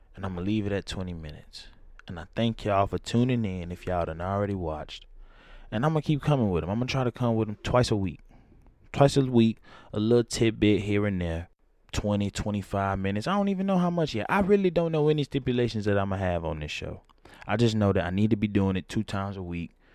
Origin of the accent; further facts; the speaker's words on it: Atlanta, Georgia, United States; I'm from Atlanta